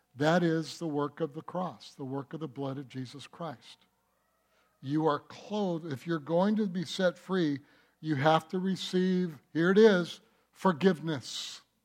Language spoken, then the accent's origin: English; Detroit, Michigan, United States; I was born in Detroit.